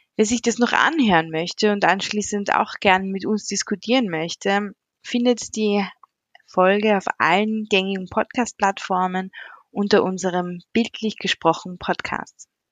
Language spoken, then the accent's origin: German; Carinthia, Austria; aus unserem schönen Bundesland